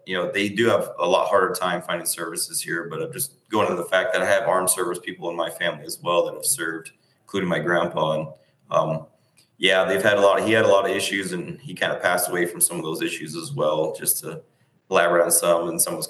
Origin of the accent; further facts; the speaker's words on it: Washington, United States; I'm from Washington.